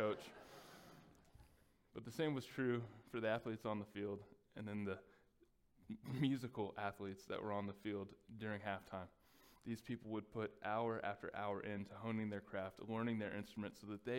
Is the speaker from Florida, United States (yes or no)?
no; Texas, United States; growing up in Texas